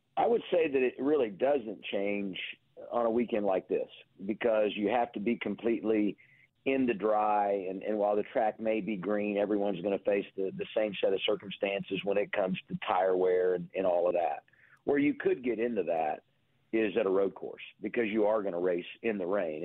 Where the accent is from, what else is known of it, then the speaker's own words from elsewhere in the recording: Indianapolis, Indiana, United States; as a kid growing up in Indianapolis